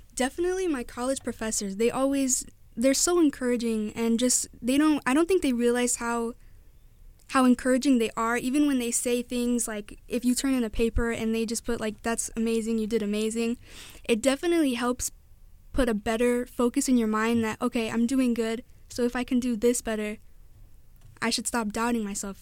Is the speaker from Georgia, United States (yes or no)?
no; Whiting, Indiana, United States; I grew up all my life in Whiting, Indiana